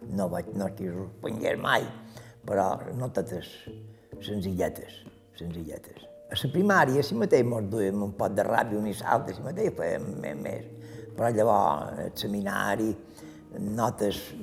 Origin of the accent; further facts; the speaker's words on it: Manacor, Balearic Islands, Spain; Som de Manacor, però no he viscut a Manacor. He viscut sempre fora de vila.